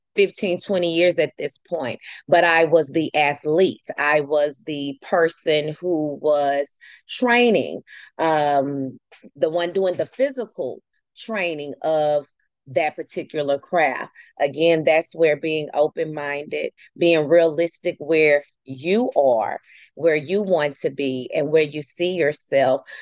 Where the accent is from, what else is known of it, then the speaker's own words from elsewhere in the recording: United States; I can say that because I am one